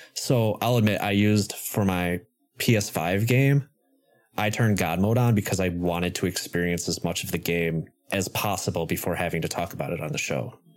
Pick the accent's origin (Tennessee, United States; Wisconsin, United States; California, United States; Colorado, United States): Wisconsin, United States; my home state